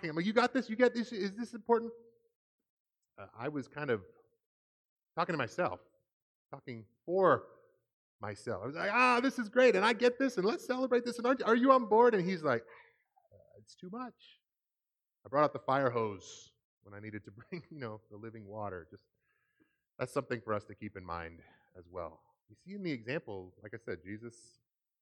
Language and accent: English; Seattle, Washington, United States; I grew up in the Seattle area